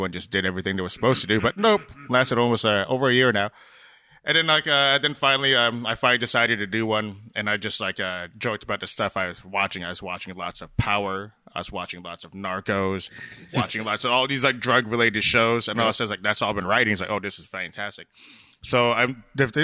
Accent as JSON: {"language": "English", "town": "Boston", "region": "Massachusetts", "country": "United States", "moved": "yes", "said": "I'm originally from Boston"}